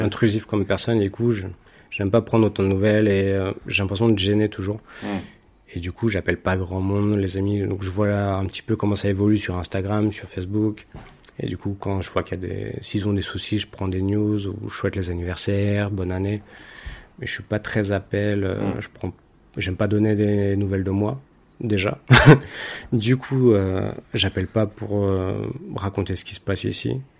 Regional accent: France; also born or lived in London; now in Madrid, Spain; j'ai quitté la France, c'est pas pour influencer euh, ce qui se passe dans mon pays

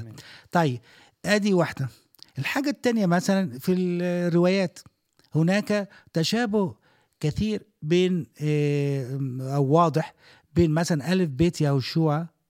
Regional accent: Egypt; now in Dubai, United Arab Emirates; عندنا في مصر

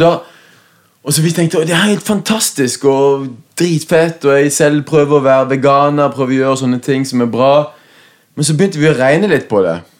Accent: Southwestern Norway, Norway; vi vokste opp på Sør-Vestland i Norge, det, det verste bibelbeltet.

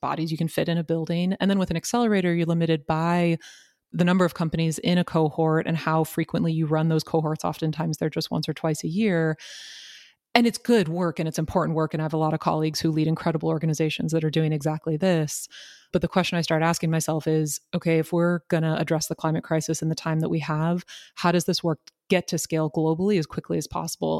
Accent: Marin, San Francisco Bay Area, California, United States; I was born and raised in the San Francisco Bay Area, born in San Francisco, raised in Marin

